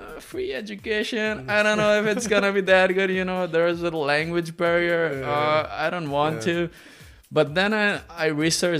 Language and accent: English; Pakistan; moved away; I'm from Pakistan, and I'm by profession a civil engineer